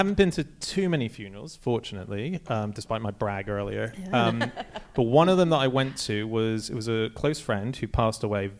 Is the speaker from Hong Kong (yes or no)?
yes; Hong Kong; I grew up in Hong Kong. I was born and raised in Hong Kong